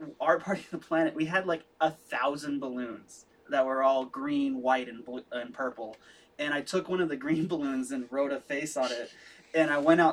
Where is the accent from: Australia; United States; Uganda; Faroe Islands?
United States; Minnesota; also born or lived in Fargo, North Dakota; now in Texas, United States; I'm from Minnesota